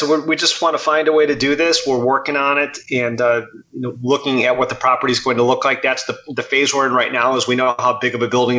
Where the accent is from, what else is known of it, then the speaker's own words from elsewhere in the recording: Chicago, Illinois, United States; also born or lived in Bloomington-Normal, Illinois; growing up in Chicago, we had an Irish community